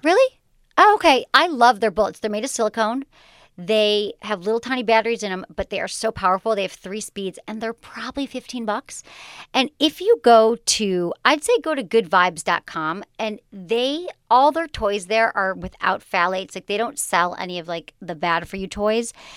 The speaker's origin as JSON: {"language": "English", "region": "Michigan", "country": "United States", "tie": "born or raised there", "also_born_or_lived": "California", "moved": "yes", "said": "I was, like, a nice girl from Michigan."}